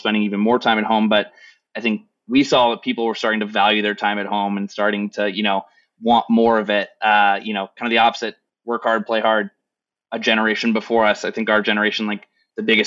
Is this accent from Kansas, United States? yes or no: yes; Kansas, United States; I'm from Kansas.